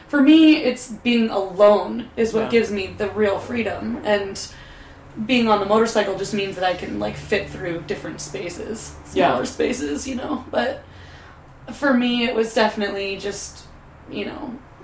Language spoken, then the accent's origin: English; New Mexico, United States; I grew up in New Mexico